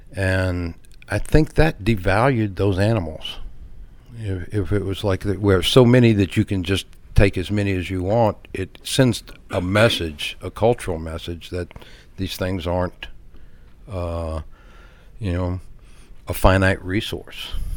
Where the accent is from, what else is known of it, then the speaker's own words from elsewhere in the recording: Galveston Bay area, Texas, United States; also born or lived in Baytown, Texas; I grew up in the Galveston Bay area.